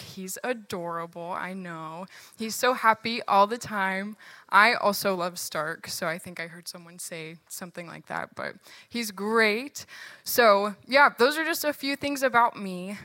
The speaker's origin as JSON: {"language": "English", "region": "Virginia", "country": "United States", "moved": "yes", "said": "I'm from Virginia, and all of my family still lives there"}